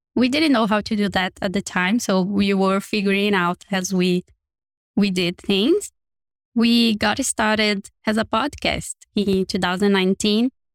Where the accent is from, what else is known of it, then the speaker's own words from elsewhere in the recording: Brazil; moved away; I come from a very small city in one of the not so urban cities in Brazil